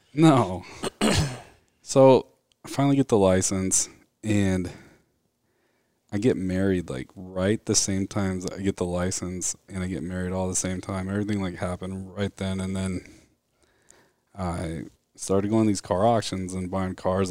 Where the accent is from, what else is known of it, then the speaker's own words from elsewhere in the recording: Mesa, Arizona, United States; now in Gilbert, United States; Grew up in Mesa, Arizona. Was born there my whole life